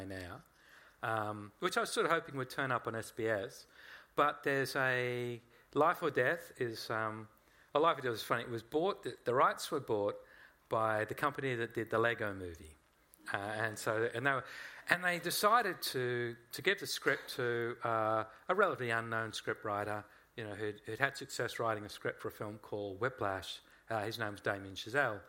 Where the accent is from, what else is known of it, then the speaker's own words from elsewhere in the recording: Australia; Even though I am Australian, and I love this country, it's where my children were born.